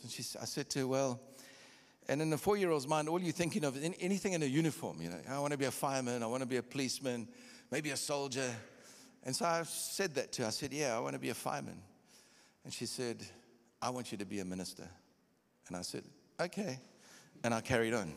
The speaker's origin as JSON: {"language": "English", "town": "Durban", "region": "KwaZulu-Natal", "country": "South Africa", "also_born_or_lived": "Copperbelt, Zambia / Kitwe, Zambia / Pretoria, South Africa", "said": "I'm from Durban"}